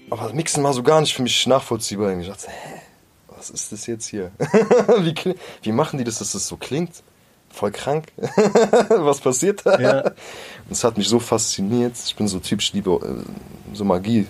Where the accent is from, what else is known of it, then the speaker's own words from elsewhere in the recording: Groß-Gerau, Hesse, Germany; moved away as an adult; also born or lived in Mörfelden-Walldorf; now in Frankfurt, Germany; ich bin halt in Groß-Gerau aufgewachsen, Groß-Gerau bei Rüsselsheim